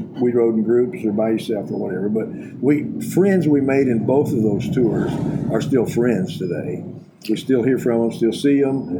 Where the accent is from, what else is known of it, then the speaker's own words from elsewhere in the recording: Booker, Texas, United States; moved away as an adult; now in Amarillo, United States; Oh, a little town of Booker, Texas, 130 miles northeast of here.